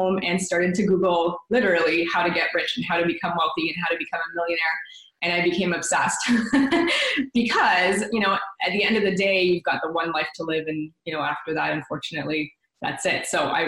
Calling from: Oakville, Ontario, Canada; From Toronto. Well, actually, Oakville, which is about 20 minutes.

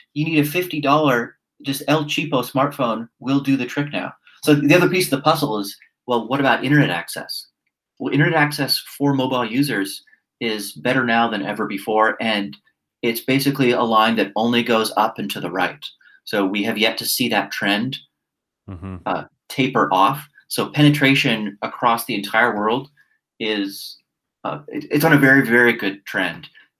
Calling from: Singapore; So I'll just give you an example from my own backyard. I'm speaking here from Singapore.

